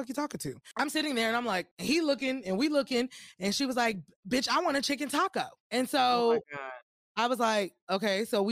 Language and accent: English; Austin, Texas, United States; I was just in Austin. I was like, that's my hometown.